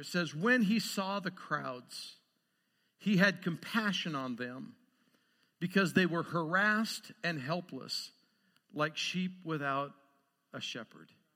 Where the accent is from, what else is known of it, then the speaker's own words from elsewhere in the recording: Lewiston, Idaho, United States; also born or lived in Montana; now in Great Falls, Montana, United States; I was born and raised in Lewiston, Idaho. I'm a spud.